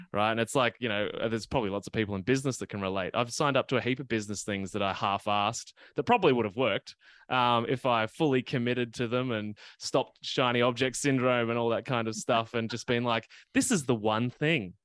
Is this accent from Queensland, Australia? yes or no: no; Gippsland, Victoria, Australia; moved away; I actually grew up in the, in the countryside, um, and even when I go back to my hometown in Gippsland in Victoria